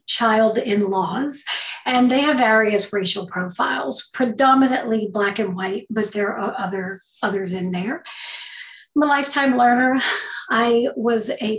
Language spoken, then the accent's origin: English; St. Bernard Parish, Louisiana, United States; I grew up in St. Bernard Parish, Louisiana